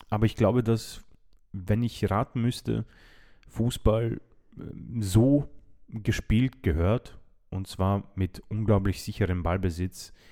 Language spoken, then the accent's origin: German; Croatia; habe ich ein bisschen Angst als Kroate